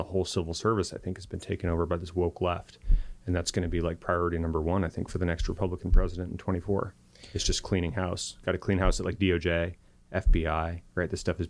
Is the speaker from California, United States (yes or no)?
yes; California, United States; I come from Silicon Valley, and it was named Silicon Valley because that's where we invented computer chips.